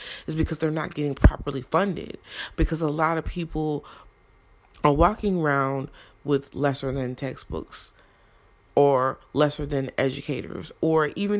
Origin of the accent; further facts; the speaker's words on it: Brownsville, New Jersey, United States; also born or lived in Newark, New Jersey; I was born in Newark. Though I did not live in Newark my whole life, I was raised in Brownsville, New Jersey